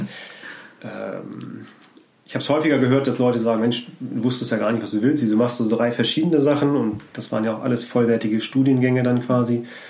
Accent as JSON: {"language": "German", "town": "Scheeßel", "region": "Lower Saxony", "country": "Germany", "tie": "born or raised there", "also_born_or_lived": "Hamburg", "said": "ich bin in Hamburg geboren, aufgewachsen, aber nicht direkt in Hamburg, sondern zwischen Hamburg und Bremen auf dem Land"}